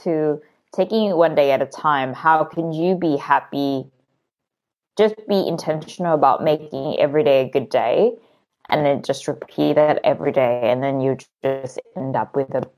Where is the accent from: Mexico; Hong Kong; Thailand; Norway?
Thailand; I grew up in Thailand